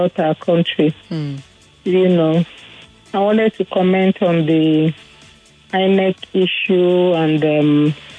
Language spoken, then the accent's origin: English; Imo, Nigeria; I'm from Imo State